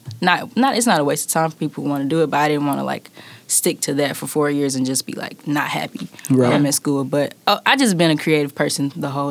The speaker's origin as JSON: {"language": "English", "town": "Kansas City", "region": "Missouri", "country": "United States", "tie": "born or raised there", "said": "grew up like in the city of Kansas City, like Midtown area"}